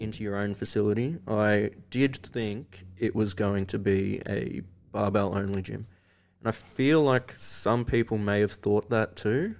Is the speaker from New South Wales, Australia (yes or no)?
no; Victoria, Australia; growing up in Victoria